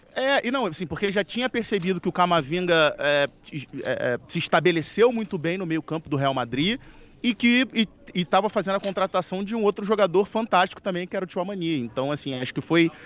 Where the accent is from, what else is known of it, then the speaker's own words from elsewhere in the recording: Brazil; nós, como brasileiros